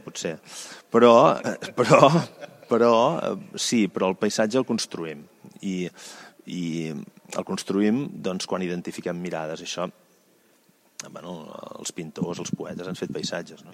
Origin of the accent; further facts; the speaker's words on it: Valls, Catalonia, Spain; now in Vilavella, Spain; Jo sóc originari de Valls, però em vaig instal·lar a Vilavella